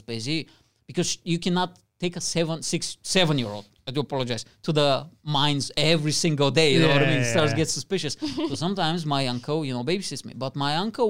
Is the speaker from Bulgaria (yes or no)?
yes; Bulgaria; now in United Kingdom; my best friend when I was growing up in Bulgaria was a Vietnamese boy.